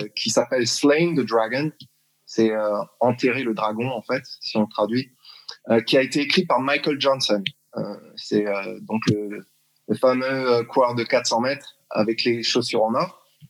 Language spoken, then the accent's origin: French; Strasbourg, Grand Est, France; moved away as an adult; also born or lived in Massachusetts, United States / South Carolina, United States; now in Texas, United States; Je suis né à Strasbourg, euh, d'une mère alsacienne et mon père qui, euh, qui était d'Haïti